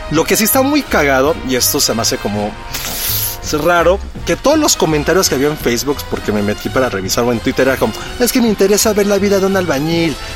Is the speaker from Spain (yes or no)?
no; Mexico; yo cuando viajo al extranjero me preguntan por qué soy mexicana si soy güera.